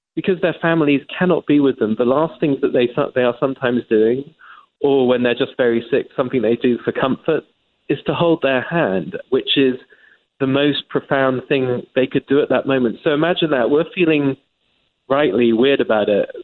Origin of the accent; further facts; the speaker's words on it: England, United Kingdom; accent: English; moved away as an adult; now in United States; As an Englishman, as you can tell by my accent